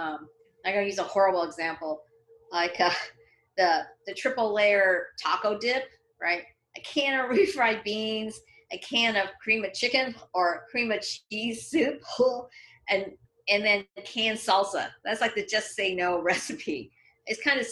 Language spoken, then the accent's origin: English; Canada; moved away as an adult; now in Los Angeles, United States; when I was growing up in Canada, there weren't that many Chinese people.